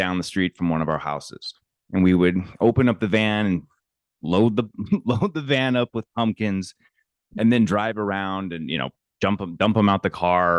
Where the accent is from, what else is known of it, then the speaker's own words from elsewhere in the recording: Santa Ynez Valley, California, United States; I grew up with up in San Ynez